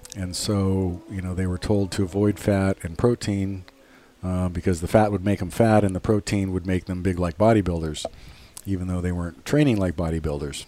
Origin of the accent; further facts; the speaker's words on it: Los Angeles, California, United States; I was born at home in the Hollywood Hills. 1967